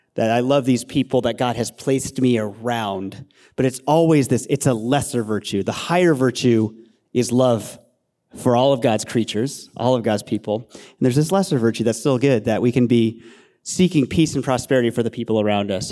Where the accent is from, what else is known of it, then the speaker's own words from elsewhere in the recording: Castro Valley, California, United States; also born or lived in Los Angeles; I grew up in Castor Valley, moved here when I was, I moved here when I was four years old.